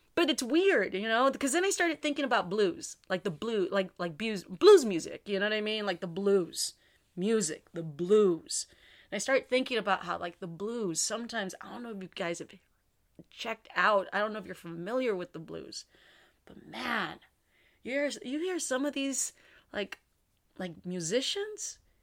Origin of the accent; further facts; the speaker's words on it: San Juan, Texas, United States; my hometown, San Juan